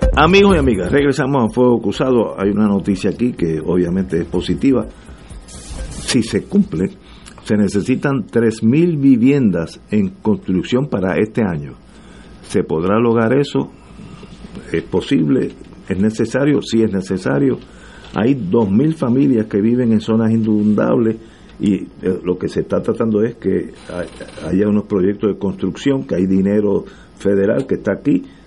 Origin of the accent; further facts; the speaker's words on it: Puerto Rico; yo mientras más vivo en este país, que son ya son unos cuantos años